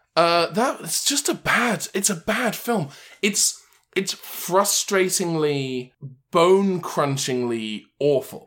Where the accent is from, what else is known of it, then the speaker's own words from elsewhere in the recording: England, United Kingdom; moved away; my hometown back in England